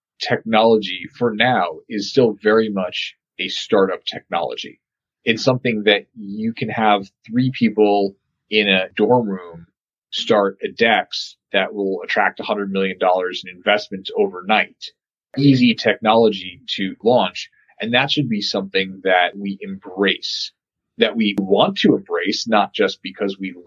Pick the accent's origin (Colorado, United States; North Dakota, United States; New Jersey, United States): Colorado, United States; I'm from Colorado